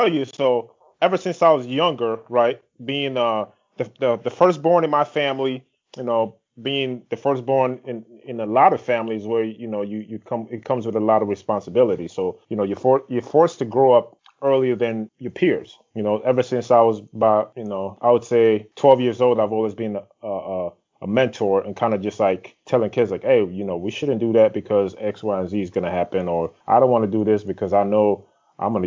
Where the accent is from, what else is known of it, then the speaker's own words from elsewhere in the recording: Grand Rapids, Michigan, United States; moved away; you're in my home state